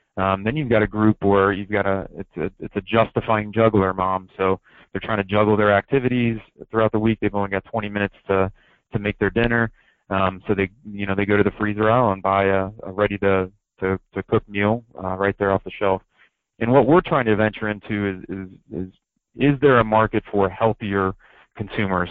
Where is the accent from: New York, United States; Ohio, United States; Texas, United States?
Ohio, United States; moved away; growing up in Ohio